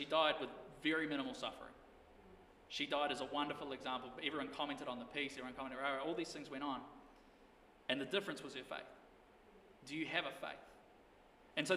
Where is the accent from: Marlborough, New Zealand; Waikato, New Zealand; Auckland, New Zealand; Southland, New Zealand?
Marlborough, New Zealand; Blenheim; moved away; also born or lived in Invercargill; growing up in Blenheim